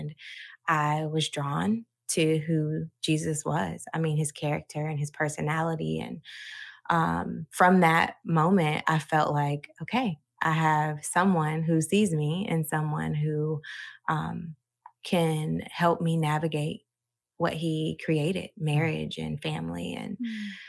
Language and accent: English; Georgia, United States; also born or lived in Chicago, Illinois; We moved to Georgia by the time I was nine, and I've been here ever since.